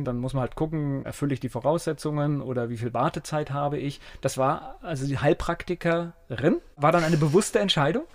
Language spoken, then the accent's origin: German; Mainz, Rhineland-Palatinate, Germany; ich bin in Finden groß geworden